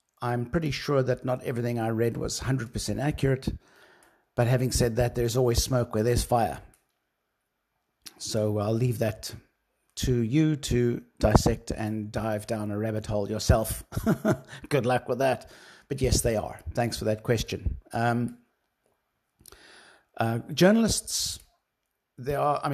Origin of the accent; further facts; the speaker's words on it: South Africa; being a South African myself